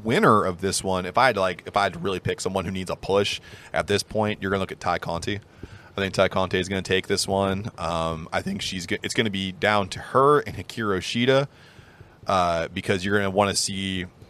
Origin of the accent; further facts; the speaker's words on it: Pittsburgh, Pennsylvania, United States; accent: Pittsburgh; I was going to butcher it with my Pittsburgh accent